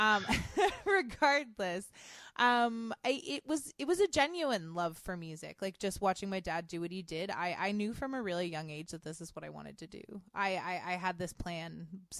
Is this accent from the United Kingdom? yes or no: no; Kitchener, Ontario, Canada; also born or lived in Barrie; I was born in Kitchener. So I'm from here. I've never really lived anywhere else